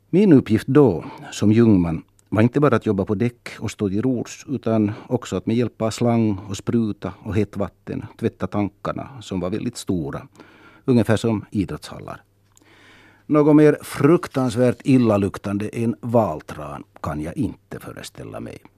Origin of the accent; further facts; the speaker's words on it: Vaasa, Ostrobothnia, Finland; now in Helsinki, Finland; Så är jag förstås finlandssvensk. Och språket är viktigt. Och slutligen är jag född och uppvuxen i Vasa, Österbotten, Även om mina föräldrar och min släkt är från Nyland och även om jag numera känner mig hemma och rotad i Helsingfors